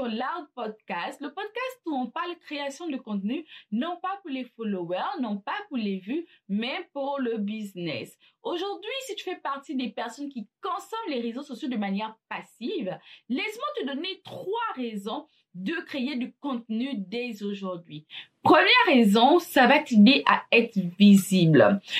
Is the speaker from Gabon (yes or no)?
yes; Gabon; Je suis gabonaise